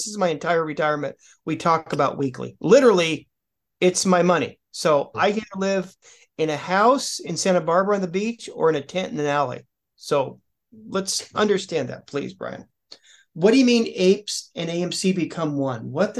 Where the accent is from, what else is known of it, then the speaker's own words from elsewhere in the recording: Ireland; as an Irish guy